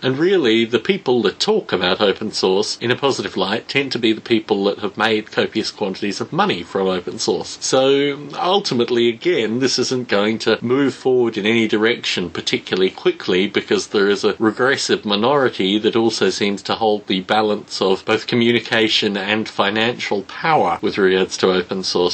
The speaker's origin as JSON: {"language": "English", "country": "Australia", "tie": "born or raised there", "said": "Growing up in Australia"}